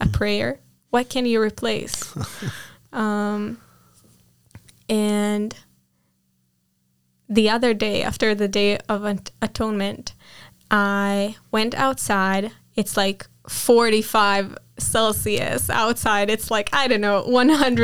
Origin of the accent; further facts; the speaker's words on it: Nes Harim, Jerusalem District, Israel; first language Hebrew; English is a second language; I grew up in Jerusalem, the most, like in a village next to Jerusalem, but I lived my whole life in this area of Jerusalem